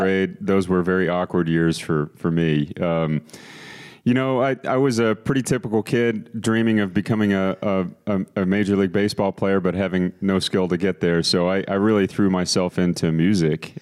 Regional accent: Austin, Texas, United States; moved away as an adult; also born or lived in Boston, Massachusetts; now in San Antonio, United States; I was born in Boston, as was, uh, all of my family, and my father's job moved us to Austin, Texas, when I was three years old. Grew up there, went to high school there

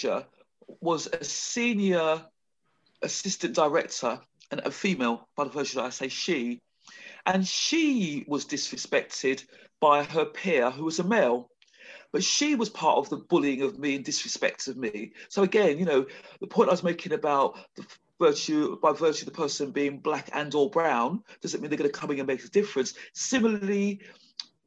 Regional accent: London, United Kingdom; accent: Queen's English; I'm clearly a Londoner, and I speak the Queen's English

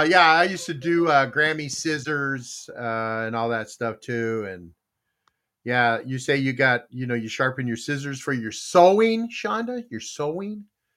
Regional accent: Texas, United States; also born or lived in Korea; You know, I'm Korean. I'm born in Korea. I was raised in Texas.

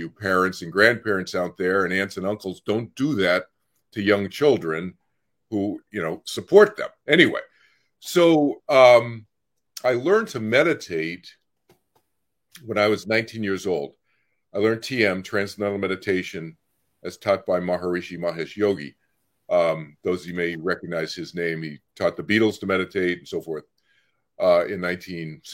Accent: Boston, Massachusetts, United States; I grew up in Boston, Massachusetts

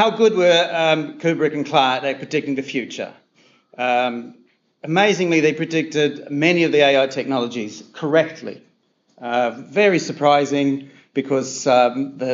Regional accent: New Zealand; I'm a New Zealander

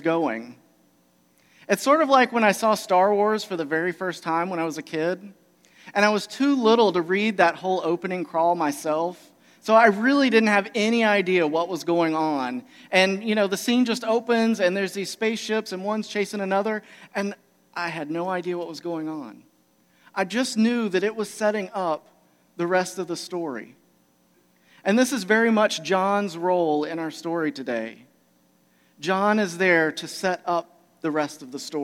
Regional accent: Georgia, United States; moved away; also born or lived in Michigan; I'm originally here from Georgia

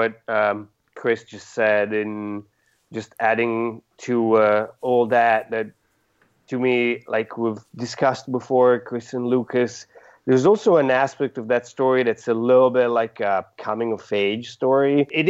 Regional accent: Italy; moved away; I grew up in Italy.

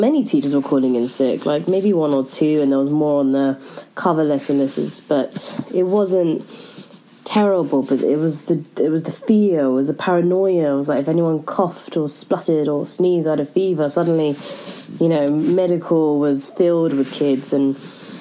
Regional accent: London, United Kingdom; I'm from South London and I am an English teacher

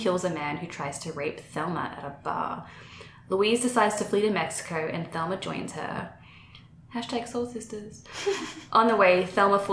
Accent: Brisbane, Queensland, Australia; moved away as an adult; also born or lived in London; now in Austin, United States; I'm originally from Brisbane, Australia

